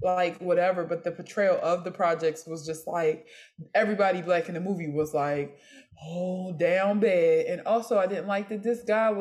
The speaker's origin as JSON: {"language": "English", "town": "Philadelphia", "region": "Pennsylvania", "country": "United States", "said": "I am from North Philly"}